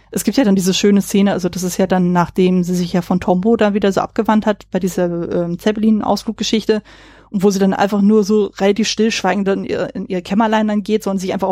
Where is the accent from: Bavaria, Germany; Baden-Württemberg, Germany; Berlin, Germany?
Berlin, Germany; born there; also born or lived in kleinere Orte; ich bin zwar gebürtige Berlinerin, aber habe dann halt viel in eher so in kleineren Orten gelebt